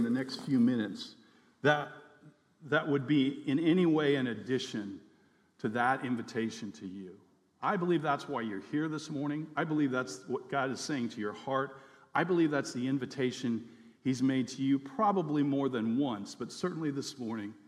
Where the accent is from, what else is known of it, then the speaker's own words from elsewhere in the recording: United States; now in Fairbanks, United States; my identity as an American citizen